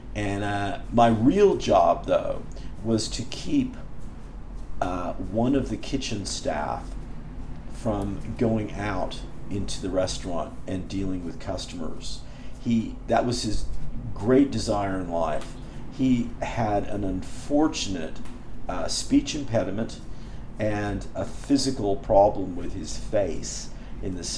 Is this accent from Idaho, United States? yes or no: no; Berkeley, California, United States; I grew up in Berkeley